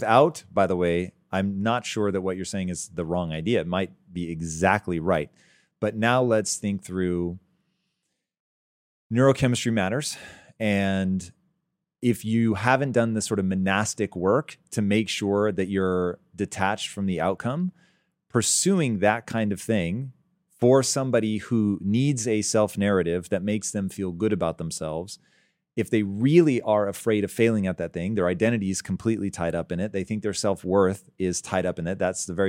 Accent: Tacoma, Washington, United States; I was raised in Tacoma.

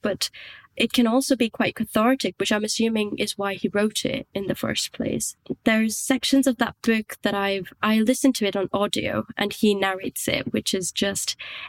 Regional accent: India; also born or lived in Scotland; I was born and brought up in India. I spent a long time in Scotland. My accent sounds like this right now in English, but there are still some words that if I haven't heard them being said by a Scottish or an English person, they come out Indian

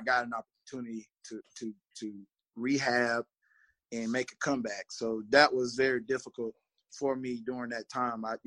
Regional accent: Marlboro County, South Carolina, United States; I'm from Marlboro County.

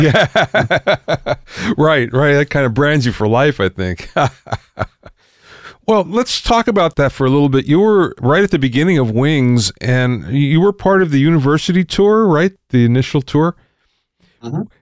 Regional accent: Pottsville, Pennsylvania, United States; I'm from Pottsville

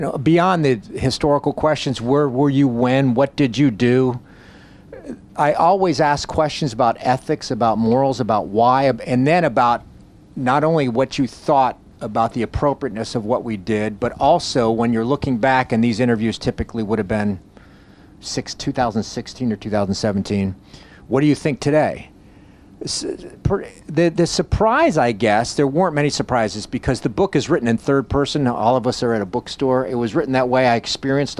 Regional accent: Coral Gables, Florida, United States; I grew up in Coral Gables, Florida, South Miami

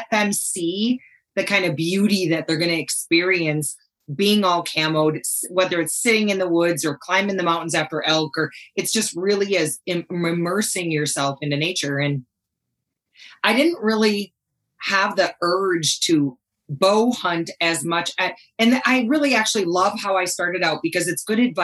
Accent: Wisconsin, United States; accent: Wisconsin; now in Montana, United States; I grew up in Wisconsin. Most people who know I'm from Montana, they pause for 1 second, tilt their head a little bit, go, "You're not from Montana, though, are you?" Because that Wisconsin accent tends to give me away quite a bit

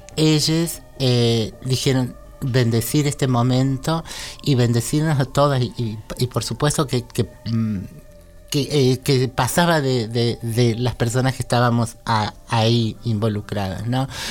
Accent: Córdoba, Argentina; now in Buenos Aires, Argentina; yo soy cordobesa en realidad, pero vivo acá hace demasiado tiempo

